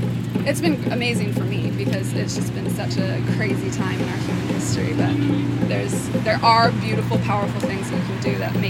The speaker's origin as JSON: {"language": "English", "country": "New Zealand", "accent": "New Zealand", "lives_now": "Brooklyn, United States", "said": "I know, it goes, like, the American accent so strong. It just, like, took my New Zealand accent smothered it."}